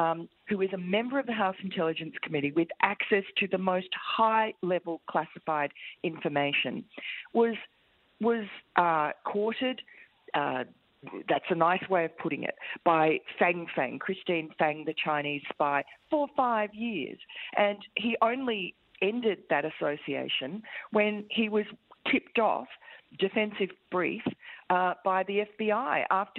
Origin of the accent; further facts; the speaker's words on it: Tokyo, Japan; I was actually born here, and I grew up in Tokyo and went to university here.